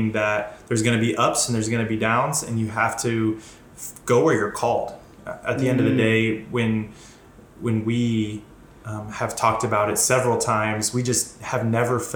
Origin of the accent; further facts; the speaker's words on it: Denver, Colorado, United States; moved away as an adult; I'm originally from Denver, been here for about almost 9 years now.